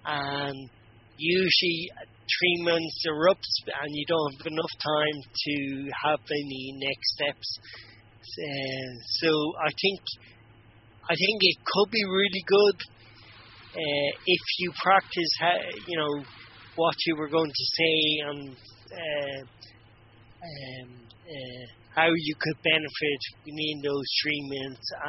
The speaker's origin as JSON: {"language": "English", "country": "Ireland", "said": "being Irish"}